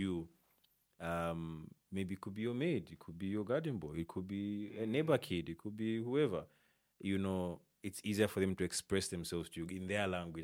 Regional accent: Isoka, Muchinga Province, Zambia; I'm from, like, Muchinga, Isoka, Nika

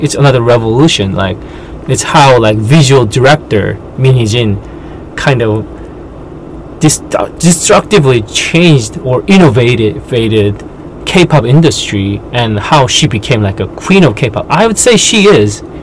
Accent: South Korea; born and raised in Korean culture

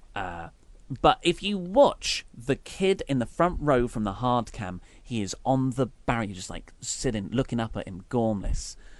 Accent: United Kingdom; We are obviously British

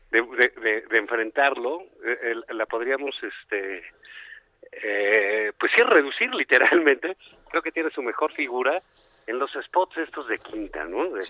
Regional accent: Tabasco, Mexico; Que soy de Tabasco, del trópico

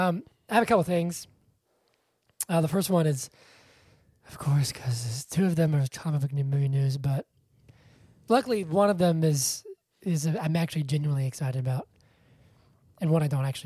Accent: Georgia, United States; born or raised there

